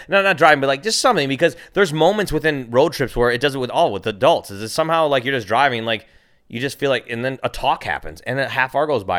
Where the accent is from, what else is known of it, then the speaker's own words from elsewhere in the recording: Minnesota, United States; now in California, United States; I'm from Minnesota